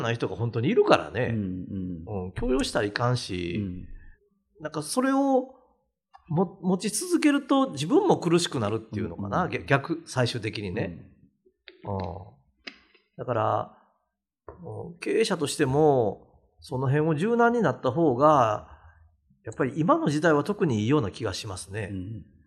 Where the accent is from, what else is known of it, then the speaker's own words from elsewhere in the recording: Awaji Island, Hyogo, Japan; 僕も淡路島の温泉旅館で育った